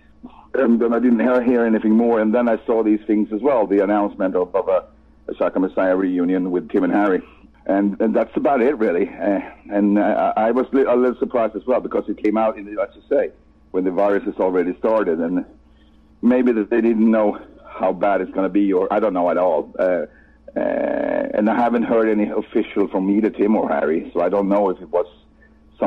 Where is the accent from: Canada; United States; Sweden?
Sweden; first language Swedish; English is a second language; my native language, Swedish